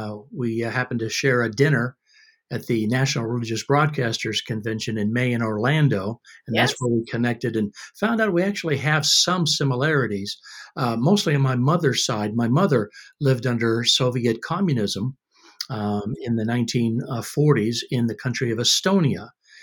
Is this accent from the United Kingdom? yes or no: no; Australia; born there; I was born in Australia. I've lost my accent, though. I used to sound like Ken Ham.